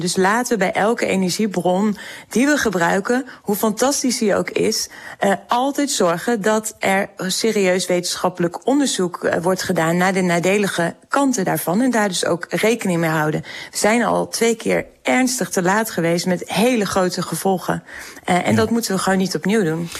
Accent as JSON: {"language": "Dutch", "region": "Groningen", "country": "Netherlands", "said": "ik kom zelf uit Groningen, ik woon in Groningen"}